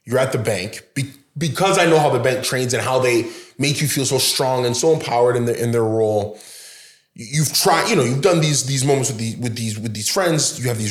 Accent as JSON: {"language": "English", "town": "Brampton", "region": "Ontario", "country": "Canada", "tie": "born or raised there", "said": "I grew up in Brampton"}